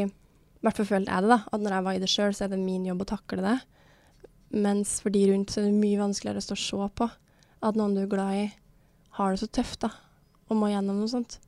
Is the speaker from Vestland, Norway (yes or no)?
no; Levanger, Trøndelag, Norway; moved away; var jeg hjemme i Levanger, da, der som jeg kommer fra